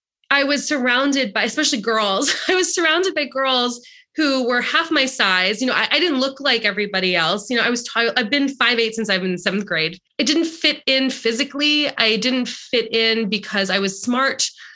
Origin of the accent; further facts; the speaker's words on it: Long Island, New York, United States; But yeah, I grew up in Long Island and I grew up in a community that was very much a keeping up with the Joneses sort of situation.